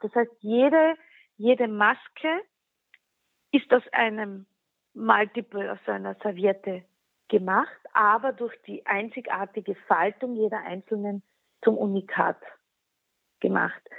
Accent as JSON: {"language": "German", "town": "Klagenfurt", "region": "Carinthia", "country": "Austria", "tie": "born or raised there", "also_born_or_lived": "Wolfsberg", "first_language": "Slovene", "second_language": "German", "moved": "as an adult", "lives_now": "Vienna, Austria", "said": "Ich wurde geboren in Wolfsberg. Meine Mutter ist Wolfsbergerin, gebürtige und ist auch dort aufgewachsen. Aber ich habe dann eigentlich immer in Klagenfurt gelebt"}